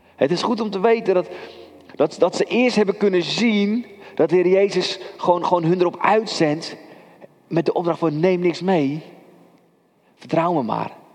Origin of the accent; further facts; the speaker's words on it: Kudelstaart, North Holland, Netherlands; Ik ben opgegroeid in Kudelstaart